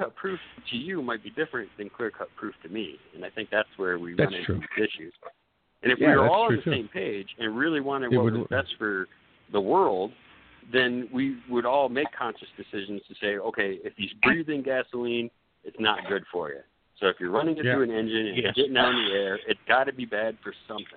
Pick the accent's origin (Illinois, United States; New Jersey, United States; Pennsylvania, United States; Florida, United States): Florida, United States; I grew up in Florida, and I go to the beach, the same beach for 22 years